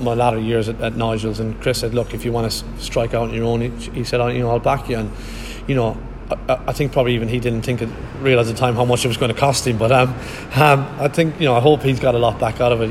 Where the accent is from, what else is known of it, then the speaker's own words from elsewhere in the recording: Ireland; now in Gloucestershire, United Kingdom; I am very Irish, and I am, you know, but I've lived in Gloucestershire longer than I lived in Ireland